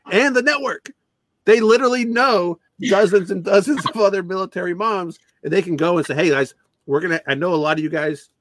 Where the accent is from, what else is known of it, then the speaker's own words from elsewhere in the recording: Canada; I'm not even American, I'm Canadian